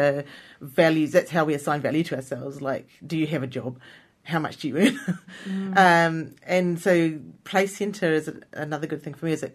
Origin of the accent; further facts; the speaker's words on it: New Zealand; as a New Zealander